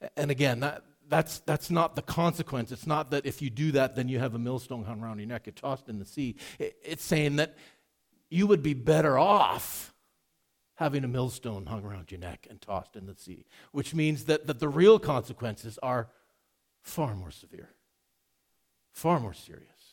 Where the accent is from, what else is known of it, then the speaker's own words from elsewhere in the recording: Edmonton, Alberta, Canada; Growing up in Edmonton